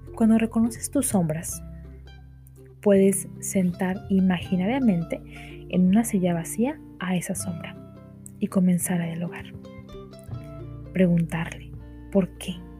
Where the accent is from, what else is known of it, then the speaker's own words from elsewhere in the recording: Mexico; por lo menos en México donde soy yo